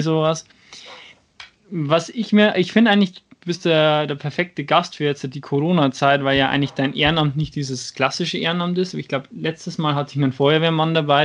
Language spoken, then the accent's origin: German; Schwandorf, Bavaria, Germany; aus meiner Heimatstadt, aus Schwandorf